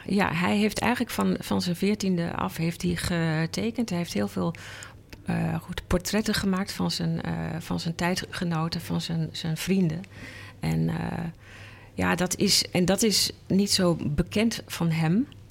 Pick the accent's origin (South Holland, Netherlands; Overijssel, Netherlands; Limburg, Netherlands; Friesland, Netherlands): Overijssel, Netherlands; Enschede; moved away as an adult; now in Amsterdam, Netherlands; ik kom uit Enschede en eh, daar ben ik opgegroeid